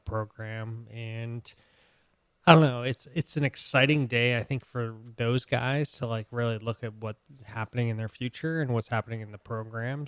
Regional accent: Boston, Massachusetts, United States; I was born in Boston

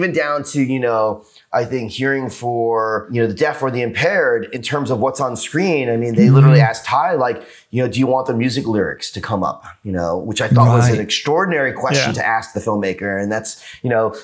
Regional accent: New York, United States; now in Los Angeles, United States; I'm from New York and now living

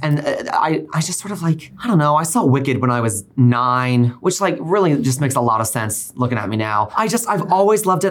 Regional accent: Northeast rural Texas, United States; moved away as an adult; also born or lived in Oklahoma; now in New York City, United States; I grew up in Northeast rural Texas, and then I went to school in Oklahoma.

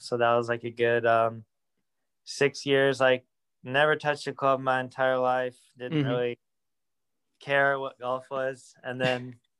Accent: Fresno, California, United States; So I'm from Fresno, California. Lived there my entire life, lived in the same house my whole life.

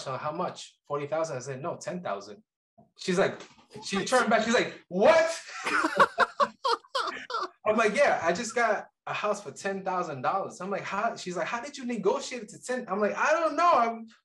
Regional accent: Colombia; now in Kansas City, United States; I'm from Colombia originally

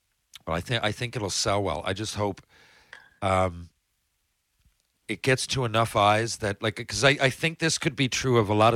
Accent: Mount Pearl, Newfoundland and Labrador, Canada; I know in my hometown, it's not the same when I go watch the Mount Pearl Junior Blades as it was when my dad coached them.

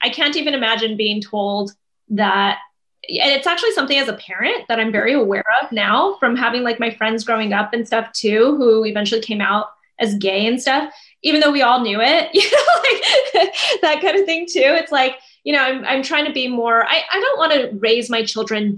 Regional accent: New Mexico, United States; I grew up in New Mexico where it is predominantly Latino

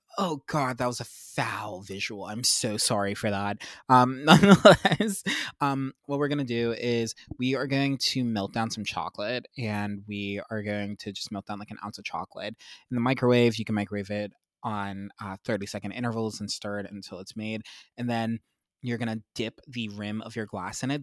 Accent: Pennsylvania, United States; I grew up in Pennsylvania

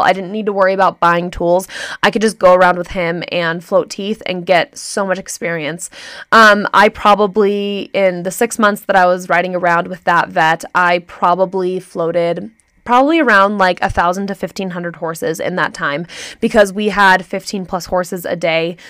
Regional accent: Santa Clarita, California, United States; moved away; I'm from Santa Clarita, California

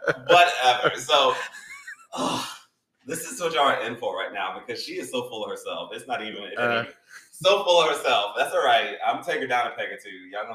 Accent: Tennessee, United States; So just for background, like I said, I grew up in Tennessee. So like I lived in a really small town until I was 22 years old.

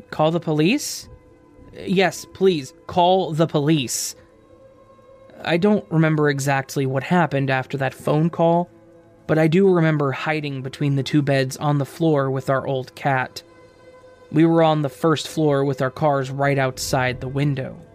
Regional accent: France; English is a second language; I'm from France, so driving below 18 years old, which is the majority there, is pretty much illegal.

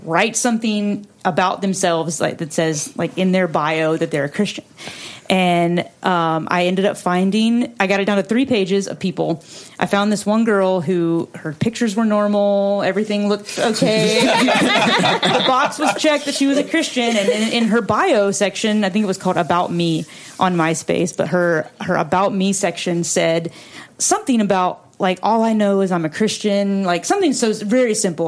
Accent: North Carolina, United States; moved away as an adult; I grew up in North Carolina. And I moved here in 2008 to go to music school

